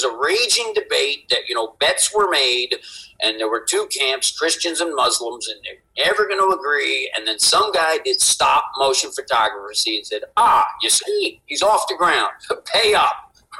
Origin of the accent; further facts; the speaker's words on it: East Coast, United States; I grew up on the East Coast.